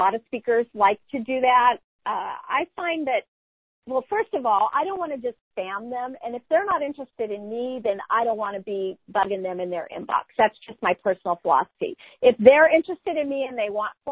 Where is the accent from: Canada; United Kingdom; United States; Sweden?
United States; California; I'm a Californian. I don't use the term y'all.